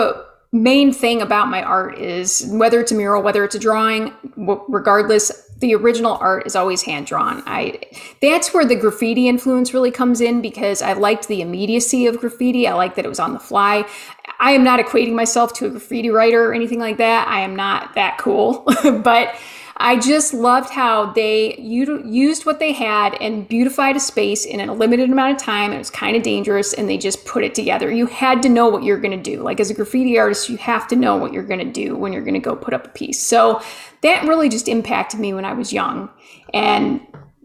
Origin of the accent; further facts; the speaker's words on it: Rocky River, Ohio, United States; moved away as an adult; also born or lived in Denver, Colorado / Boulder, Colorado; I grew up in Rocky River, Ohio, and I went out to art school in Denver in 1998.